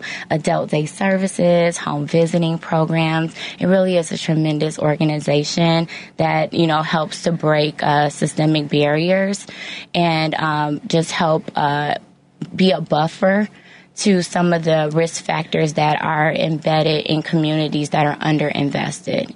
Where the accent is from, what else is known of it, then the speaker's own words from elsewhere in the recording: Hazel Crest, Illinois, United States; I grew up in Hazel Crest, Illinois.